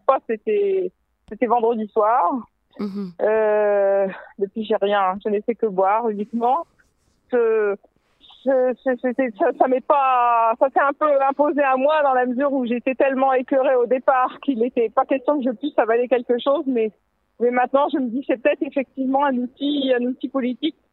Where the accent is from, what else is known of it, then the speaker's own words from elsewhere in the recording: France; now in Israel; je viens de France